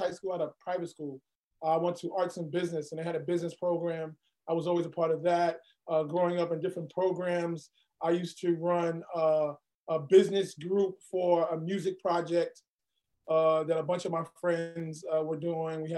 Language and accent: English; New York City, New York, United States; also born or lived in Brooklyn, New York City; Born in Brooklyn, grew up in Queens